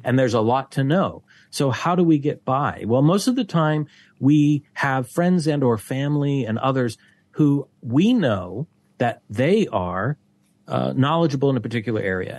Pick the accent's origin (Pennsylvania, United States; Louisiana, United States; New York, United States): Pennsylvania, United States; Pittsburgh; moved away as an adult; now in Malaysia; back in my hometown, the Pittsburgh Post Gazette